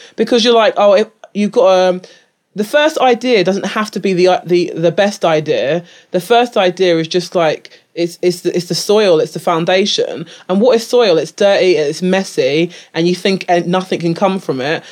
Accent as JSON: {"language": "English", "region": "England", "country": "United Kingdom", "tie": "born or raised there", "said": "I'm, like, British-born, British, uh, raised"}